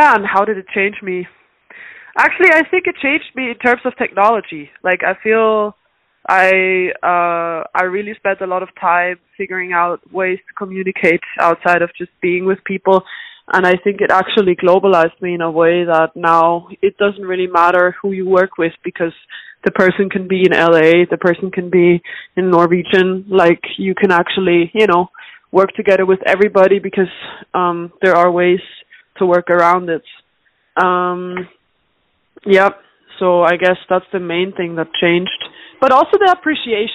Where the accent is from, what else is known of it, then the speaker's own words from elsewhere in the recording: Austria; also born or lived in Dublin, Ireland; now in Boston, United States; I was born in Ireland. My mom is Irish, but I was raised in Austria. Like I moved to Austria when I was 4